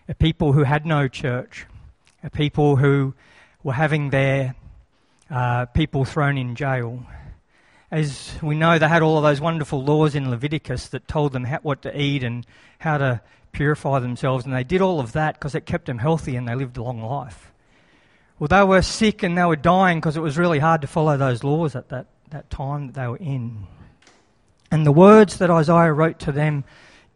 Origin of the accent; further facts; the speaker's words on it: Lismore, New South Wales, Australia; moved away as an adult; also born or lived in Alstonville, Australia; now in Brisbane, Australia; I was born in Lismore Base Hospital. I was dedicated 7 days later in Lismore Baptist Church. I went to Lismore Primary School, Wallingbar Public School, Alstonville High School.